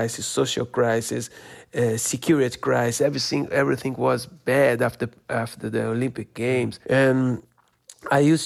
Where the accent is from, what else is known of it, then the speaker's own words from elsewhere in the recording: Rio de Janeiro, Brazil; English is a second language; moved away as an adult; now in Los Angeles, United States; I'm feel more Brazilian here